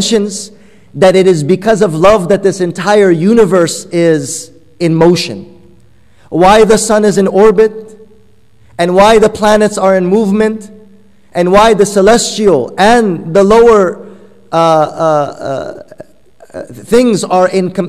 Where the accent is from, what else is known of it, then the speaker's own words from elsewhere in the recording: Afghanistan; first language Persian; English is a second language; moved away; I'm originally from Afghanistan, so Persian is my mother tongue